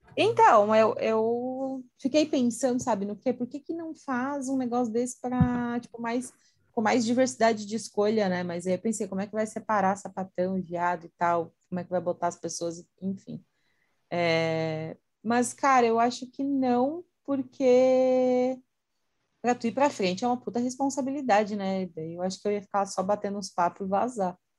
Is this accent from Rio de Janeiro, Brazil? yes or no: no; Santa Catarina, Brazil; eu sou de Santa Catarina